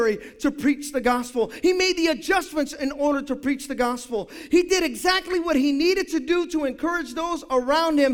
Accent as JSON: {"language": "English", "town": "Hayward", "region": "California", "country": "United States"}